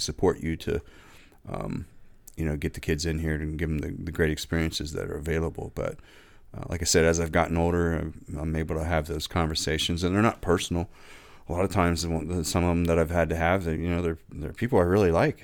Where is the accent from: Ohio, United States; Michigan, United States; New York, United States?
Ohio, United States; Lore City; growing up in Lower City